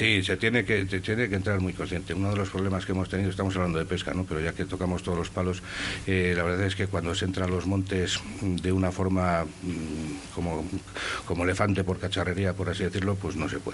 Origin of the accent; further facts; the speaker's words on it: Saldaña, Castile and León, Spain; yo soy de Saldaña